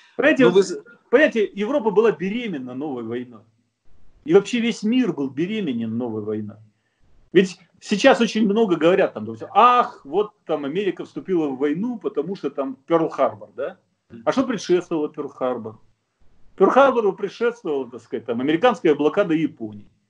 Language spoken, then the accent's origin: Russian; Russia; now in Germany; я, русский немец